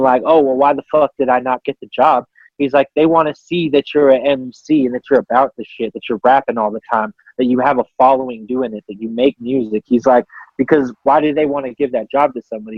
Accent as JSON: {"language": "English", "region": "Colorado", "country": "United States", "said": "I'm from Colorado"}